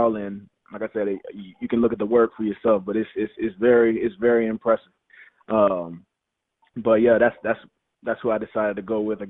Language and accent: English; Louisiana, United States; moved away as an adult; now in Philadelphia, United States; I'm from Louisiana